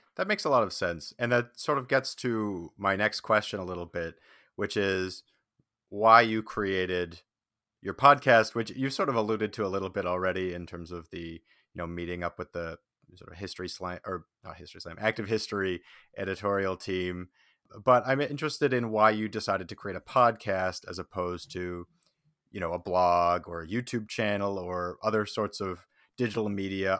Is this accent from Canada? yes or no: yes; Saskatchewan, Canada; now in Toronto, Canada; I'm originally from Saskatchewan